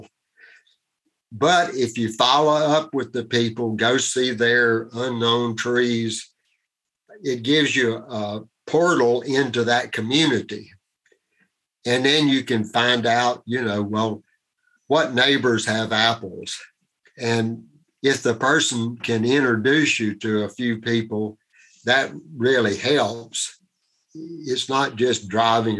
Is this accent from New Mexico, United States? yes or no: no; Iredell County, near Statesville, North Carolina, United States; I grew up in rural Iredell County. That's outside of Statesville, North Carolina.